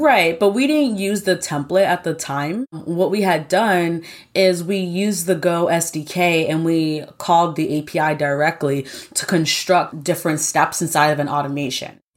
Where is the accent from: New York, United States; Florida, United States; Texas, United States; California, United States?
New York, United States; Born and raised in New York